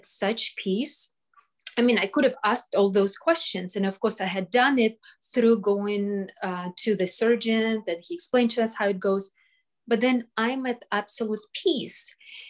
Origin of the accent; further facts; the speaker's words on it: Russia; now in United States; I came from Russia. I survived Russia